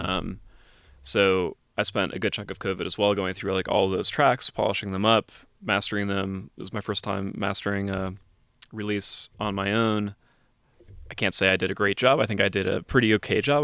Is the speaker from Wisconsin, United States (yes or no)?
yes; Wisconsin, United States; moved away; also born or lived in Colorado; spent a mm-hmm. lot of time in Wisconsin